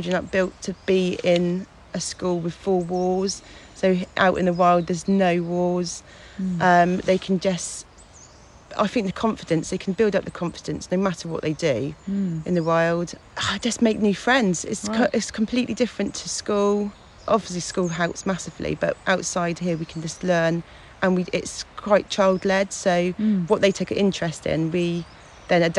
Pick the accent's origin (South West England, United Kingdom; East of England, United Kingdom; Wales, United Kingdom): South West England, United Kingdom; Fonthill Gifford; I grew up in Fontal Gifford